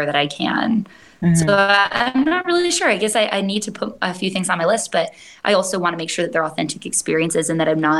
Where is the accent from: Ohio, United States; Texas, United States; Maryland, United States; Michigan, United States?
Michigan, United States; first language English; moved away as an adult; also born or lived in Hawaii; I was born and raised there